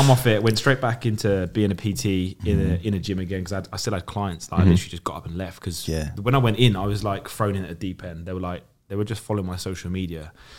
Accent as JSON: {"language": "English", "area": "Suffolk", "region": "East of England", "country": "United Kingdom", "moved": "as an adult", "lives_now": "London, United Kingdom", "said": "I'm originally from a place called Suffolk, which you guys probably would never have heard of."}